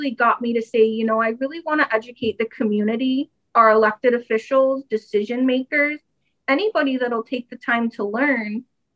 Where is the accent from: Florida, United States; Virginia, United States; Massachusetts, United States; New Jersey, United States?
Florida, United States; Fort Lauderdale; also born or lived in Maryland / Michigan; now in Florida, United States; So I was born and raised in Fort Lauderdale